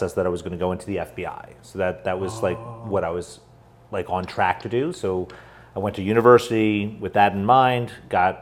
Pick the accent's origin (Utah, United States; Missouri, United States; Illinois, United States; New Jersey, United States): New Jersey, United States; I was born and raised in New Jersey.